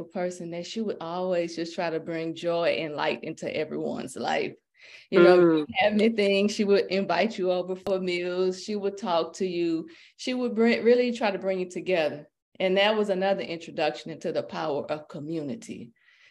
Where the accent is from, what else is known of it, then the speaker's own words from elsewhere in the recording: Port Arthur, Texas, United States; now in Houston, United States; I was raised in Port Arthur by a single mom